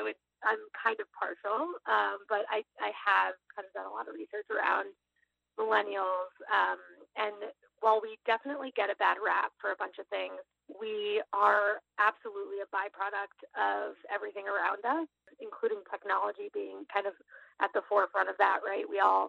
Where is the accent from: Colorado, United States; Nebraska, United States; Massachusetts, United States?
Massachusetts, United States; Boston; I grew up in Boston, but spent many years kind of around the globe, like many millennials. And I'm back here now in Boston